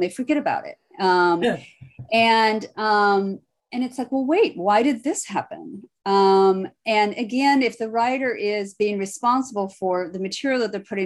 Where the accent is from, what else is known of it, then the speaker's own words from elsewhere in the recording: Iowa, United States; I'm born and bred in Iowa